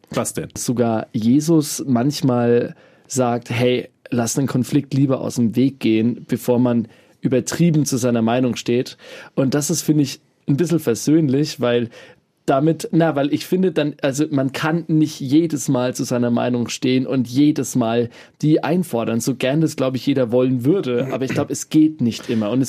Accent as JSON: {"language": "German", "town": "Bamberg", "region": "Bavaria", "country": "Germany", "tie": "born or raised there", "said": "Also ein Beispiel, was ich jetzt tatsächlich aus meiner Heimatstadt, aus Bamberg mitbekommen habe"}